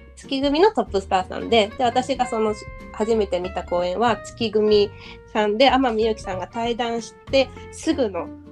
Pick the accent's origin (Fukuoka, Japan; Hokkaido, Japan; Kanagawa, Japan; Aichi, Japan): Aichi, Japan; Nagoya; moved away as an adult; now in Tokyo, Japan; 私は名古屋出身で大学とともに上京した